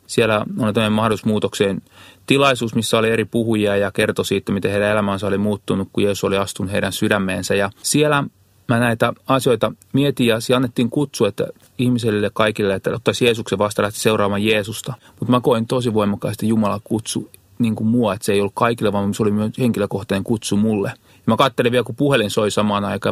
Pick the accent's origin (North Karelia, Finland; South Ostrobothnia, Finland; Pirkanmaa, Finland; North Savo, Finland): Pirkanmaa, Finland; Kihniö; Mä oon lähtöissä semmoista pieneltä paikkakunta kuin Kihniö, mikä on tuo Parkanon, Virtojen ja Jalasjärven välistä